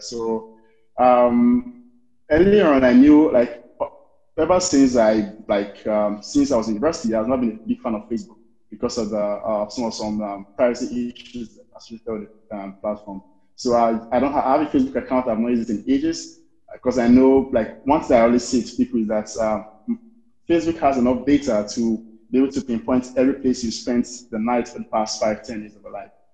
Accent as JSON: {"language": "English", "country": "Nigeria", "said": "I'm a Nigerian"}